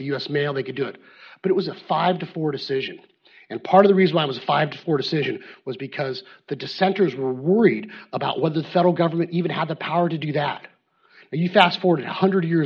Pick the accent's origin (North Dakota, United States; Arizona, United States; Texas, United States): Arizona, United States; I grew up in Arizona